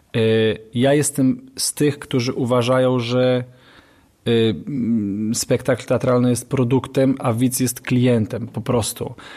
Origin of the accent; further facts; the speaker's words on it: Katowice, Silesian Voivodeship, Poland; ja jestem z Ligoty po prostu, mm, ze Starówki